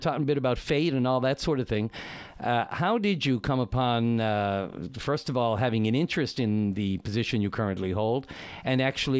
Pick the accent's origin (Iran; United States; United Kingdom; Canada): Canada; St. John's, Newfoundland and Labrador; I'm a townie